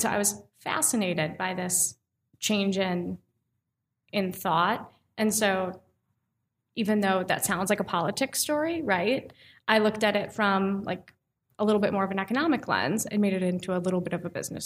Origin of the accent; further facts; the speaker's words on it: Minnesota, United States; now in Milwaukee, United States; I'm from Minnesota